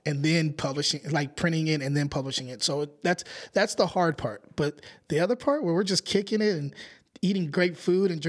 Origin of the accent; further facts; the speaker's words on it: Antioch, California, United States; I'm from Antioch